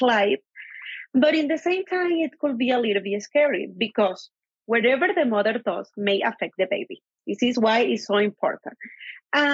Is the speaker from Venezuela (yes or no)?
yes; Venezuela; moved away; I'm from Venezuela, an international medical graduate. I complete residency in obstetrics and gynecology in Venezuela.